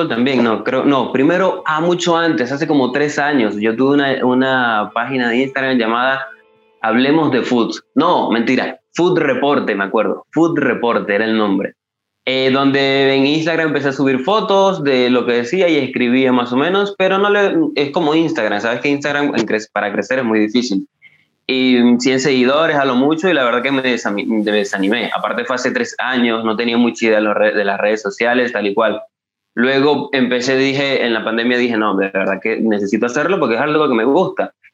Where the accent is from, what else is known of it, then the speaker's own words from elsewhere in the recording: eastern Venezuela, Venezuela; now in Caracas, Venezuela; yo no soy de Caracas, que es la capital de Venezuela, sino que soy del interior del país, del oriente. Pero llevo aquí en la capital ya mm, casi dos años, un poco más de, dos años que me vine a estudiar.